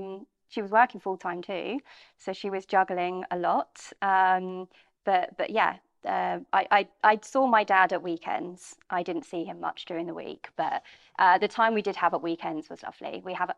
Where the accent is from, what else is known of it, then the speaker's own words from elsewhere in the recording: Bromley, London, United Kingdom; I grew up in Bromley, just outside of London.